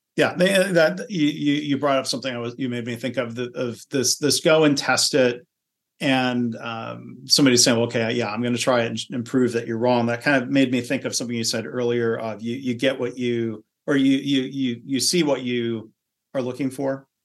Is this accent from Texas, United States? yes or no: no; Michigan, United States; I grew up in Michigan